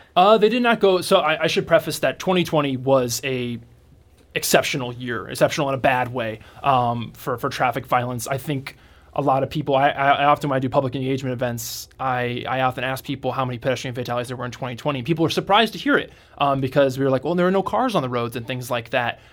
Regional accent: Iowa, United States; now in St. Louis, United States; I'm from Iowa

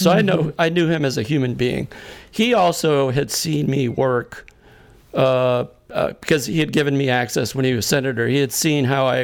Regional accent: Massachusetts, United States; having grown up in Massachusetts.

